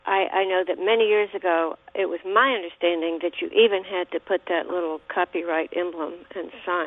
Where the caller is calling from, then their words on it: Meridian, United States; Hi, I'm from Meridian.